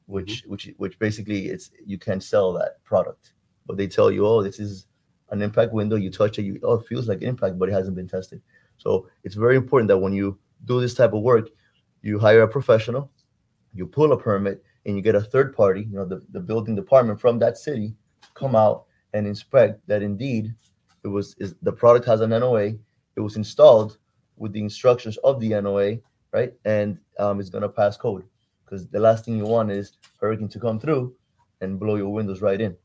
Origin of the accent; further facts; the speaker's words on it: Cuba; now in Miami, United States; I'm from Cuba. I love my my roots, my heritage, but this country gave me something that unfortunately my birth country couldn't